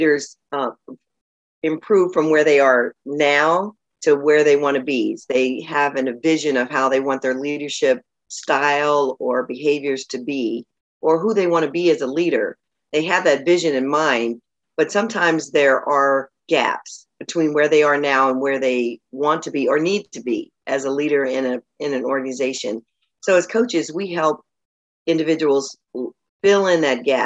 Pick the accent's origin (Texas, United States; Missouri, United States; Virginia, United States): Missouri, United States; St. Louis; moved away as an adult; now in Los Angeles, United States; grew up in St. Louis, but I moved to Los Angeles right after college. So I consider LA home.